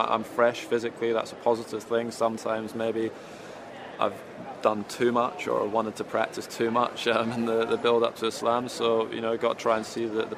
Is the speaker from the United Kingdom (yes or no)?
yes; United Kingdom; me being a Brit playing here, it's obviously extremely important.